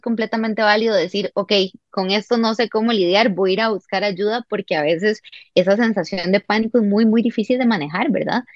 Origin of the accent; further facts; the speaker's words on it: Costa Rica; also born or lived in Santiago, Chile; volví a Costa Rica, ya habiendo terminado el bachillerato